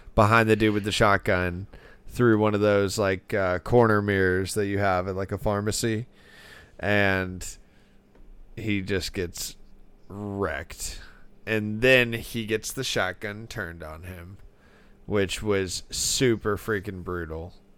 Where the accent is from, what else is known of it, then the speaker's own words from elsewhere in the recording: Florida, United States; I'm from Florida